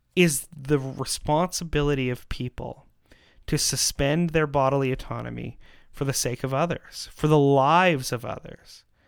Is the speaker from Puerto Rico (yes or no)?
no; Canada; in our country